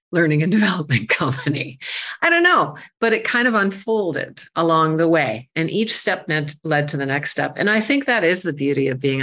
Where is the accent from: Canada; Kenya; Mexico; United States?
Canada; I'm a Canadian woman